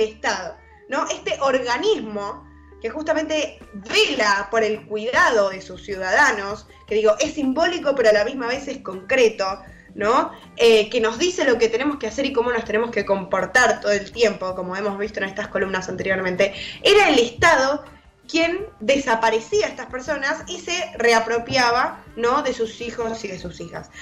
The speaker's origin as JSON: {"language": "Spanish", "country": "Argentina"}